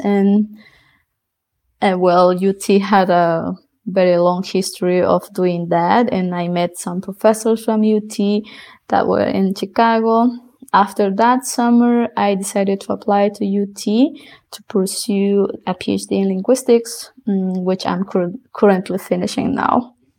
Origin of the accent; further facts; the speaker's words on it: Bolivia; first language South Bolivian Quechua; English is a second language; moved away as an adult; also born or lived in New York City, United States / Austin, United States; in Bolivia, after finishing high school